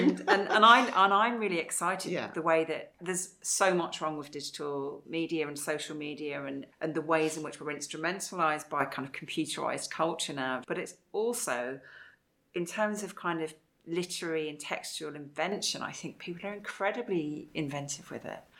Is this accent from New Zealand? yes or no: no; Wales, United Kingdom; also born or lived in England; I grew up partly in Wales, where it had